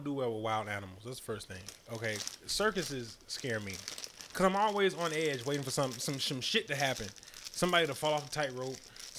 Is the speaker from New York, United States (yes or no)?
yes; New York City, New York, United States; I'm from New York. I'm from Manhattan though.